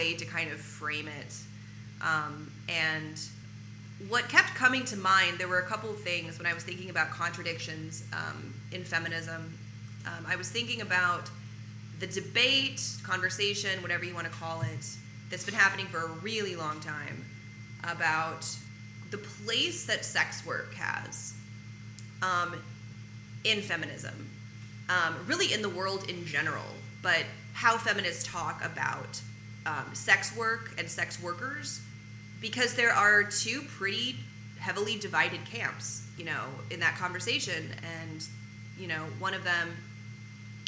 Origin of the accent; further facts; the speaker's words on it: Arkansas, United States; now in Los Angeles, United States; I'm from Arkansas